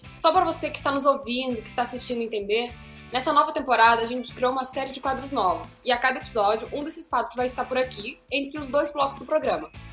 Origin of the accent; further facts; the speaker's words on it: Rio Grande do Sul, Brazil; eu sou do Rio Grande do Sul